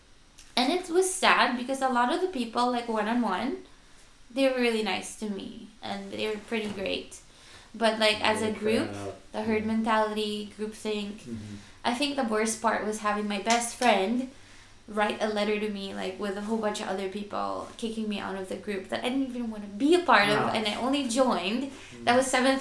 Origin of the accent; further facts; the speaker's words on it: Manila, Metro Manila, Philippines; moved away; growing up in Manila